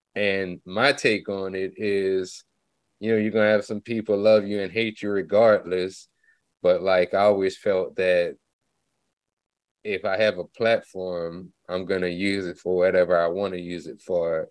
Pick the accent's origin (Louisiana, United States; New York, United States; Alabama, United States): Louisiana, United States; Lafayette; now in Dallas, United States; I'm originally like from Lafayette, Louisiana, but I've been in Dallas since 2004